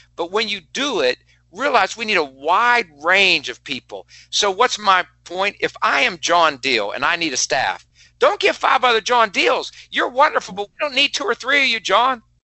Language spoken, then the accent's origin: English; West Virginia, United States; moved away; I'm from West Virginia